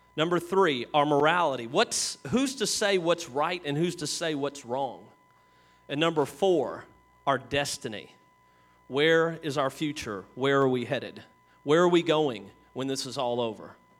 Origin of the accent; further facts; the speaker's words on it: Kentucky, United States; we're from Kentucky